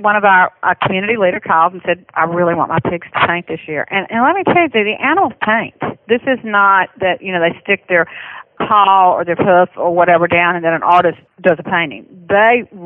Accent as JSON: {"language": "English", "town": "Birmingham", "region": "Alabama", "country": "United States", "accent": "Southern", "said": "I'm from Birmingham, Alabama."}